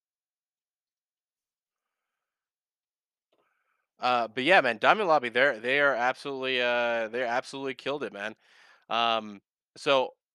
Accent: United States; I'm an American

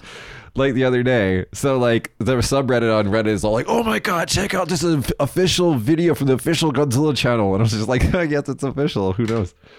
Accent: Las Vegas, Nevada, United States; now in Japan; I'm from Vegas

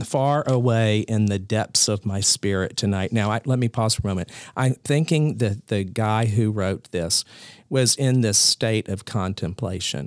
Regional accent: Columbia, South Carolina, United States; also born or lived in Maine; I was raised in Columbia, South Carolina, and went to high school there

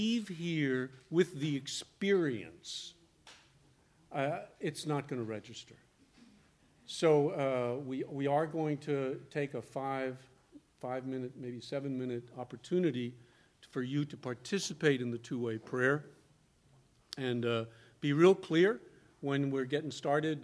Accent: New York City, New York, United States; moved away; also born or lived in the South; I was born in New York City

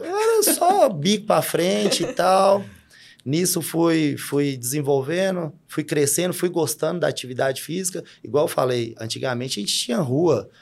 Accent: Sete Lagoas, Minas Gerais, Brazil; moved away as an adult; now in Unaí, Brazil; eu nasci em Sete Lagoas, cresci num bairro de média, baixa classe.

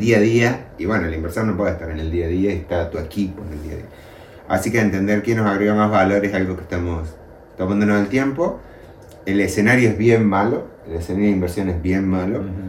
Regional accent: Luyaba, Córdoba, Argentina; now in Córdoba, Argentina; Córdoba capital es la ciudad desde donde yo vivo y yo nací y me crié en un pueblo pequeño que se llama Luyaba

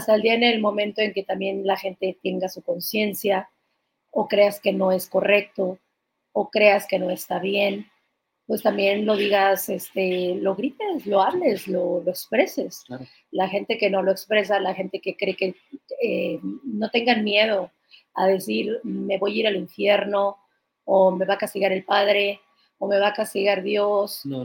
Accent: Mexico City, Mexico; yo soy de allá

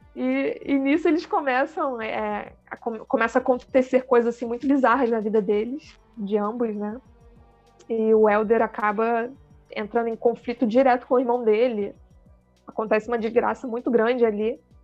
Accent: Rio de Janeiro, Brazil; accent: carioca; moved away as an adult; now in Pelotas, Brazil; Sou carioca e hoje estou situada, né? Residindo no Rio Grande do Sul, em Pelotas

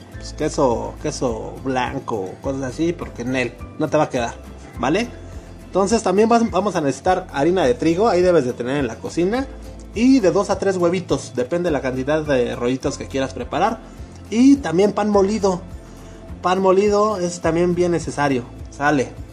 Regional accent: Mexico; como mexicano que soy, con, con a mucho orgullo

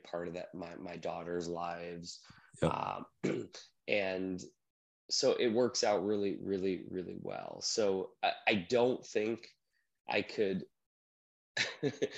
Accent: Minnesota, United States; also born or lived in Florida; now in Northern Virginia, United States; I grew up in Minnesota, but graduated high school in Florida

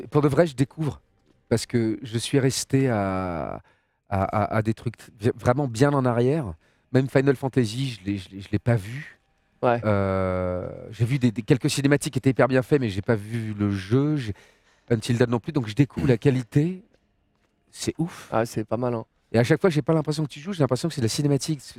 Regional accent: Lyon, Auvergne-Rhône-Alpes, France; T'es un lyonnais Ouais.

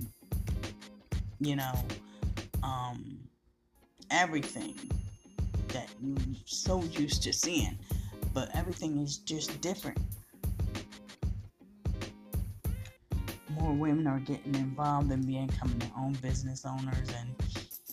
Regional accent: United States; the American people

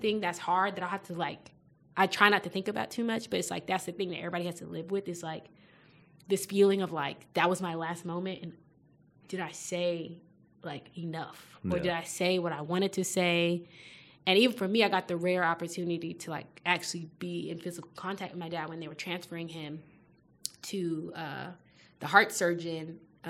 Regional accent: Nigeria; being Nigerian and being in a Nigerian community

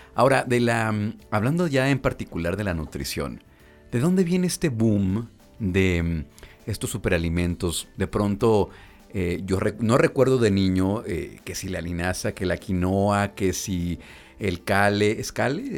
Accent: Mexico; como mexicanos

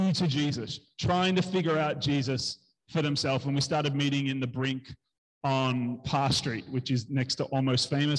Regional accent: Melbourne, Victoria, Australia; moved away as an adult; now in United Kingdom; So I'm from Australia. I'm from Melbourne

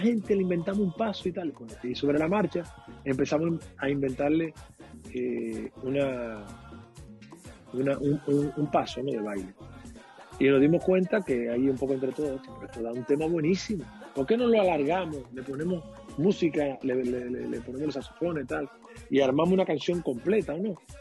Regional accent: Dominican Republic; now in Canary Islands, Spain; yo soy dominicano

